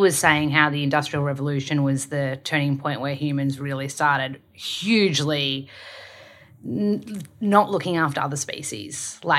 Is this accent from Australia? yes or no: yes; Australia; accent: Australian; Because my accent is really strong, Australian, I have to slow down and kind of like – fix my R's.